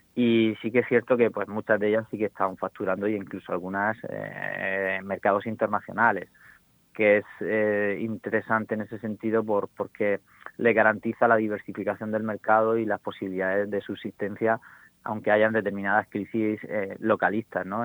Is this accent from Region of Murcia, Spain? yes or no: yes; Cartagena, Region of Murcia, Spain; soy de Cartagena